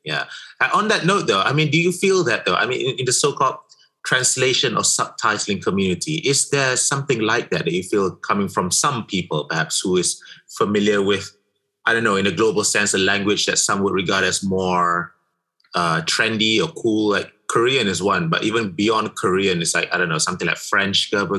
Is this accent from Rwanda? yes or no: no; Malaysia; English is a second language; I'm a Malaysian and we can do this thing here